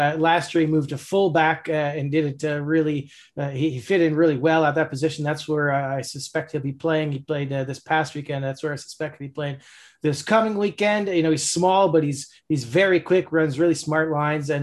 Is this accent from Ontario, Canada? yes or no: yes; Toronto, Ontario, Canada; now in Halifax, Canada; grew up in Toronto. I'm from Toronto.